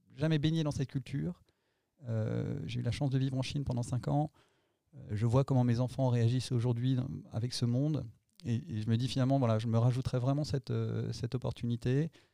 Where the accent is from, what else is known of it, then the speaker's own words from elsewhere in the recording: Nantes, Pays de la Loire, France; also born or lived in Annecy; Je vivais à Nantes, même si je suis né à Annecy